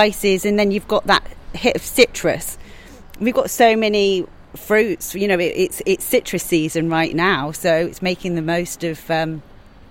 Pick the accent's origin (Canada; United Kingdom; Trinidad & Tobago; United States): United Kingdom; England; now in Ibiza, Spain; we're English roses